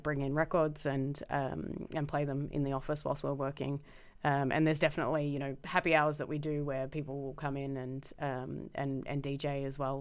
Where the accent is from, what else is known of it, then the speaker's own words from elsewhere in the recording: Melbourne, Victoria, Australia; moved away as an adult; now in Amsterdam, Netherlands; growing up in Melbourne in the, like, nineties and early noughties